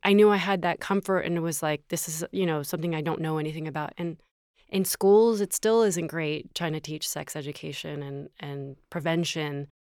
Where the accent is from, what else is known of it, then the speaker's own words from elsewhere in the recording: the South, United States; I grew up in the South. I'm a recovering Catholic.